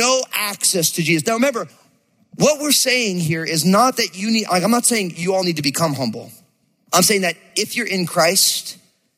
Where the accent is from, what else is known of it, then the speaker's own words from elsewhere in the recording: New Jersey, United States; I grew up in New Jersey.